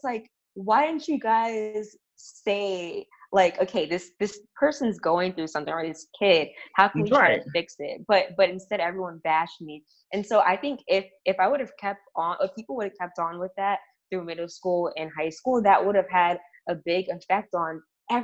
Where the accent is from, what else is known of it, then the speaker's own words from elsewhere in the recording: New York City, New York, United States; I'm from Harlem